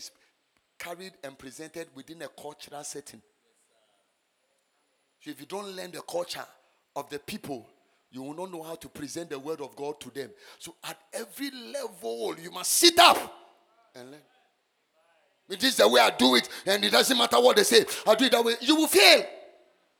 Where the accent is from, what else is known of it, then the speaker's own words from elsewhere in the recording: Ghana; I was born and bred in Ghana